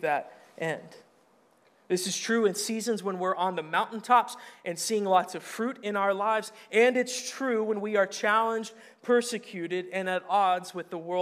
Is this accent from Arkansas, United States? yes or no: yes; Arkansas, United States; moved away; I'm from Arkansas. You can make fun of the way I talk